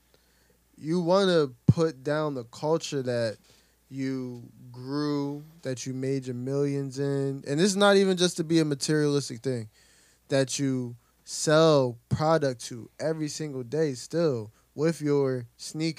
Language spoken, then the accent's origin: English; Camden, New Jersey, United States; Growing up in Camden, every Sunday you got people in church.